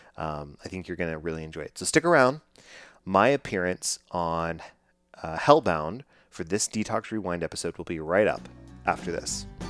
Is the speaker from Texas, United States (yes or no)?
yes; Dallas, Texas, United States; I am from Dallas, Texas, growing up